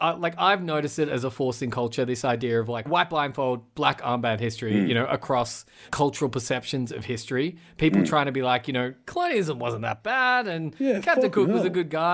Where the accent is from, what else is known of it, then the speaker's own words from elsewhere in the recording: Australia; I'm an Australian. It's a word that doesn't mean that much to me.